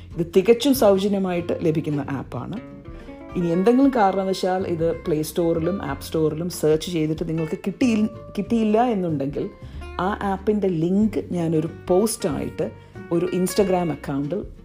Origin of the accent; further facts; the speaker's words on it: Ernakulam district, Kerala, India; first language Malayalam; moved away as an adult; also born or lived in Durham, England; now in London, United Kingdom; ഞാൻ കേരളത്തിൽ എറണാകുളം ജില്ലയിൽ ജനിച്ചു വളർന്നു